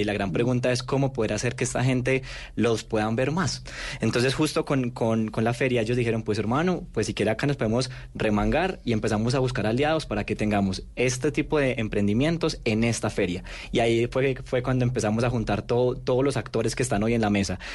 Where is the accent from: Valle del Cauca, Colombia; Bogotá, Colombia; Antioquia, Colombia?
Antioquia, Colombia; Medellín; now in Bogotá, Colombia; yo que soy de Medellín